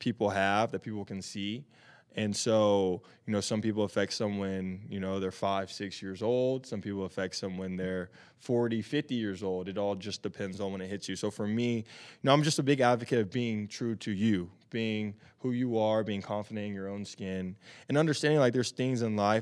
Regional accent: Tennessee, United States; moved away as an adult; now in Arizona, United States; growing up in Tennessee, obviously playing football

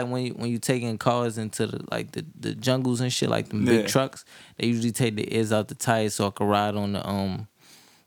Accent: New York City, New York, United States; I'm from Brooklyn, New York

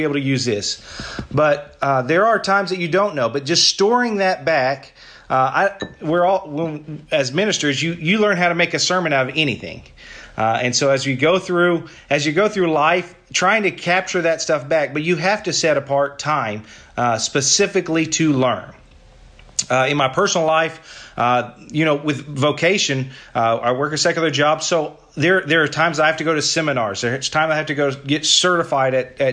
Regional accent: Paola, Oklahoma, United States; I'm from Oklahoma, a little small town called Paola. It's about an hour south of Oklahoma City.

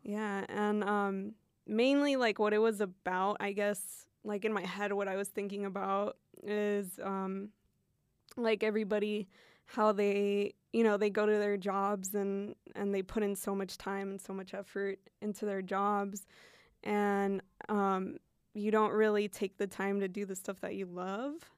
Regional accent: Fairbanks, Alaska, United States; first language Spanish; English is a second language; moved away; where I grew up, it's a small town, it's in Fairbanks

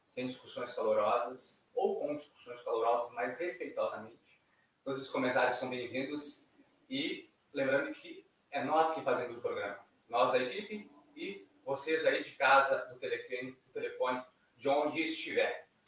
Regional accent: Tramandaí, Rio Grande do Sul, Brazil; quem conhece a gente sabe que nós somos oriundos de Tramandaí

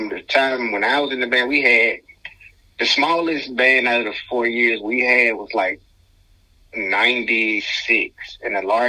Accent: Birmingham, Alabama, United States; Not the host. I'm from Birmingham, Alabama.

